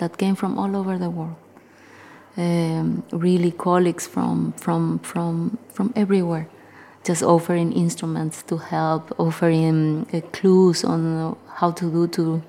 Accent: Paraguay; I am a guitarist from Paraguay

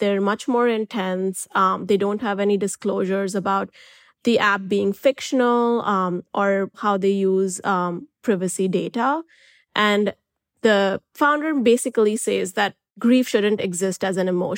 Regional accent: India; I'm an Indian journalist, and where I come from

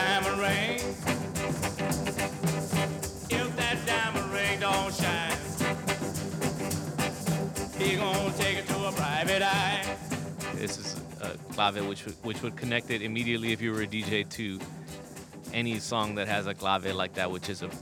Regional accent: South Texas, United States; we were, you know, mostly kids from South Texas

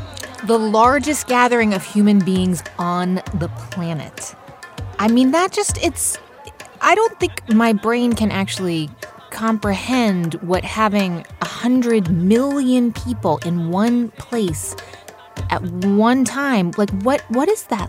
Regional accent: United States; as an American

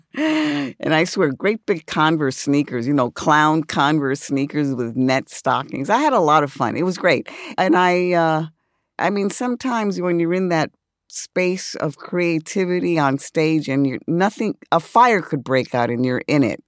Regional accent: New York City, New York, United States; I grew up in the South Bronx.

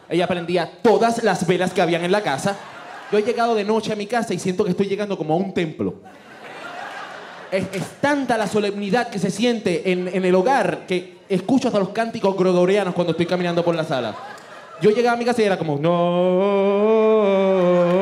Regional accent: Puerto Rico; somos de Puerto Rico

